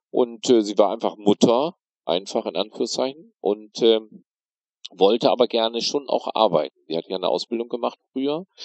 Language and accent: German; North Rhine-Westphalia, Germany; now in Bremerhaven, Germany; bin aber nicht Bremerhavener, sondern komme gebürtig aus dem Münsterland, Aha. aus Westfalen. Bin also sozusagen in einer sehr schwarzen, sehr katholischen, sehr christlichen, sehr CDU-orientierten Gegend groß geworden.